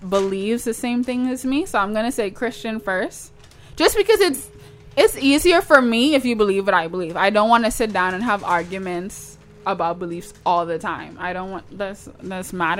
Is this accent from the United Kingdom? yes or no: no; Toronto, Ontario, Canada; accent: Toronto; That's my Toronto accent